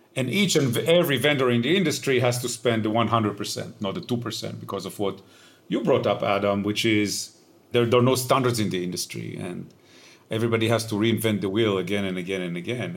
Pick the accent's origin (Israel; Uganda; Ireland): Israel; moved away; I grew up in Israel, uh, which you might be able to hear from my accent.